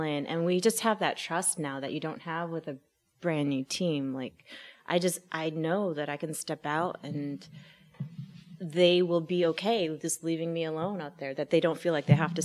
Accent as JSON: {"language": "English", "region": "Wisconsin", "country": "United States", "also_born_or_lived": "Minneapolis, Minnesota", "moved": "yes", "lives_now": "Los Angeles, United States", "said": "I'm from Wisconsin."}